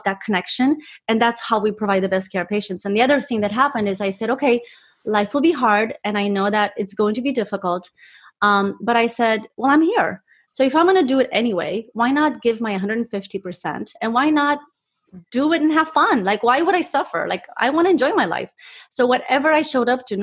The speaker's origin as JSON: {"language": "English", "country": "Romania", "tie": "born or raised there", "moved": "yes", "said": "I was born in Romania, and my parents, my dad was a surgeon"}